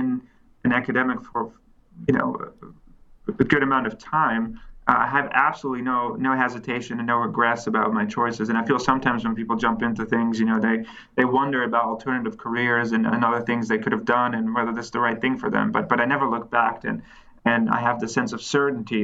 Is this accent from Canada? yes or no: no; Netherlands; also born or lived in California; now in Cambridge, United Kingdom; I'm originally from the Netherlands